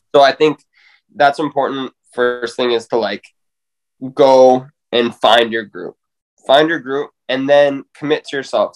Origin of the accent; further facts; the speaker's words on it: Spruce Grove, Alberta, Canada; bring this back to my hometown